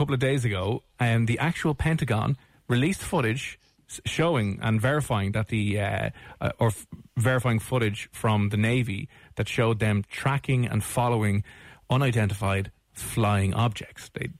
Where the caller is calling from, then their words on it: Dublin, Leinster, Ireland; I'm calling from Dublin over here in Ireland.